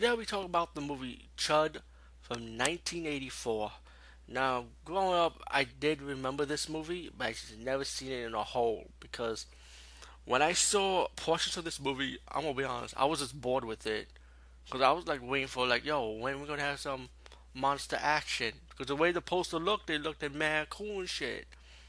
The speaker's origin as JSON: {"language": "English", "town": "New York City", "region": "New York", "country": "United States", "said": "as being a New Yorker, it's right up my alley."}